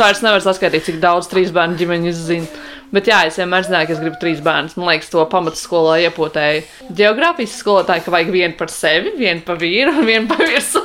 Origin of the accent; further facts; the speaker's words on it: Riga, Latvia; es esmu rīdziniece un uh, praktiski visu mūžu, ņemot vienu gadu, esmu dzīvojusi arī tieši imantā